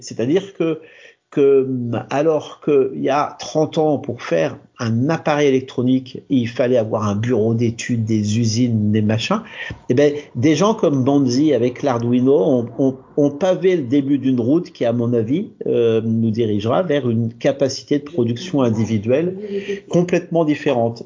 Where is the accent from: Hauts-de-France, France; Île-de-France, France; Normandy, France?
Normandy, France; Chez moi en Normandie